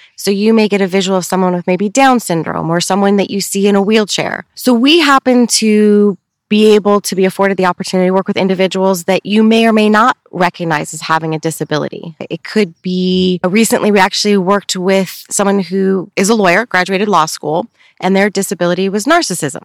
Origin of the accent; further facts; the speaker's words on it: Upland, California, United States; I was born and raised here in Upland